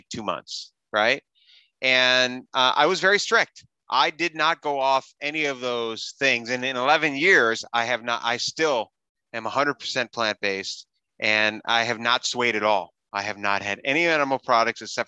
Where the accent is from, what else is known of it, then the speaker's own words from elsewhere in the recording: Wisconsin, United States; I grew up in Wisconsin